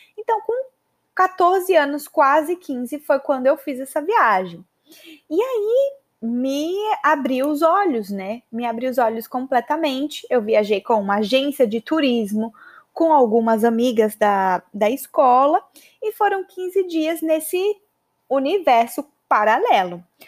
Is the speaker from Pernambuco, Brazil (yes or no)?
no; Maceió, Alagoas, Brazil; moved away as an adult; also born or lived in São Paulo, Brazil / United States / Canada; Eu sou de Maceió